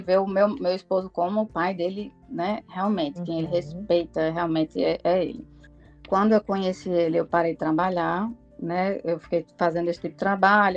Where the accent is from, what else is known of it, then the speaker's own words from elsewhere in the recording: Paraíba, Brazil; moved away as an adult; also born or lived in João Pessoa, Brazil / Natal, Brazil / Belém, Brazil; now in Iceland; eu sou da Paraíba